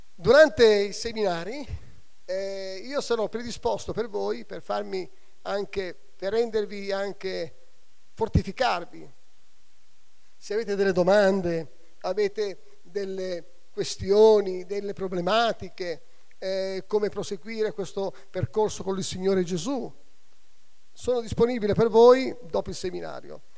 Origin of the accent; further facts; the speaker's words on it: Catania, Sicily, Italy; C'ho la mamma napoletana sotto il Vesuvio. E sono nata a Catania sotto l'altro vulcano